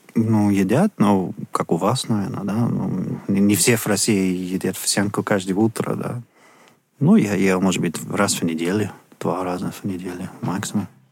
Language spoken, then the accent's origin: Russian; Bristol, South West England, United Kingdom; Russian is a second language; moved away; в Бристоле, ну, мой родной город